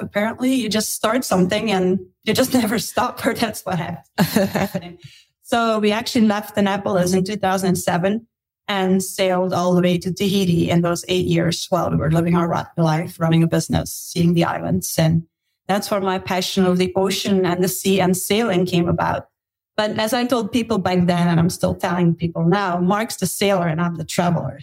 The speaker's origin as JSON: {"language": "English", "country": "Belgium", "tie": "born or raised there", "also_born_or_lived": "Australia / United States", "moved": "as an adult", "said": "I grew up in Belgium, lived in Belgium, studied in Belgium, worked in Belgium for a while"}